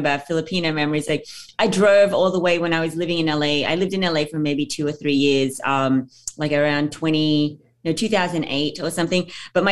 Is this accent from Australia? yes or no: yes; Australia; accent: Australian; moved away as an adult; also born or lived in Philippines / Sydney, Australia; now in New York, United States; I moved from the Philippines when I was 4 years old and then like pretty much grew up in Australia